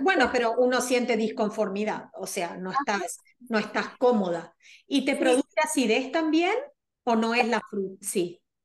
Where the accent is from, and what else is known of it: Argentina